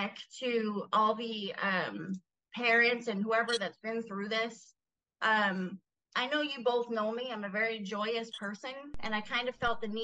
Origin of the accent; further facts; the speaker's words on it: New England, United States; moved away; I'm from New England